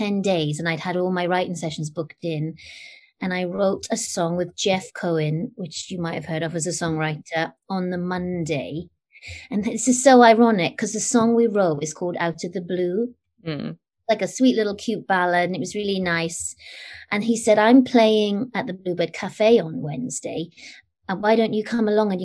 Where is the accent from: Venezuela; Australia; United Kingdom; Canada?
United Kingdom; I'm British